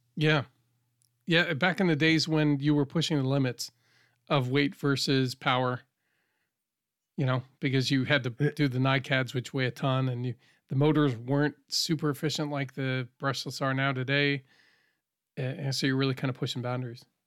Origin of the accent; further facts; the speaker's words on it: New England, United States; I grew up in New England